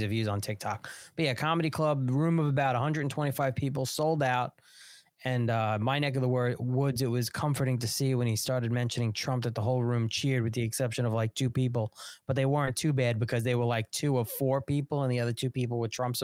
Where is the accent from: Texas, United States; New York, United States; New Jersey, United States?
New York, United States; Long Island; I'm from Long Island.